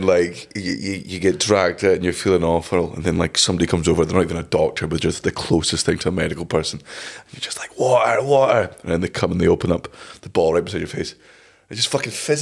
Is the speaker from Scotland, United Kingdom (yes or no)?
yes; Scotland, United Kingdom; as a Scotsman